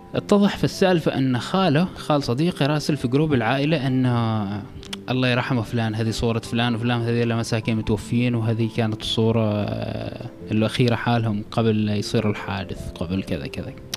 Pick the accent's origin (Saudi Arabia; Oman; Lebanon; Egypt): Oman; كوني عماني